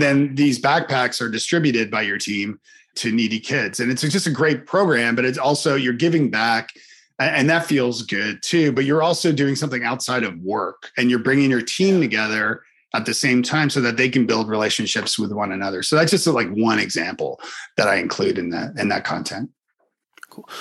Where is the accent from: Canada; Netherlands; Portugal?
Canada; I'm Canadian